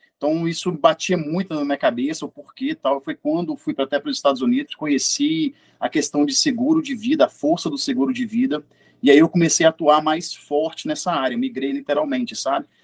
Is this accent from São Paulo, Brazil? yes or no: no; Belo Horizonte, Minas Gerais, Brazil; now in Lagoa Santa, Brazil; eu sou de Belo Horizonte, atualmente morando em Lagoa Santa